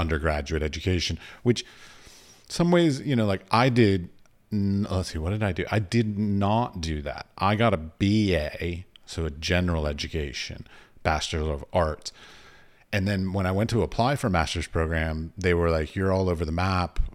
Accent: United States; also born or lived in United Arab Emirates; I'm an American tourist.

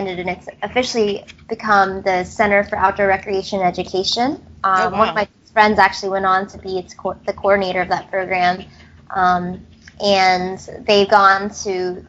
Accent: Gainesville, Florida, United States; I'm originally from Gainesville, Florida. I was born here.

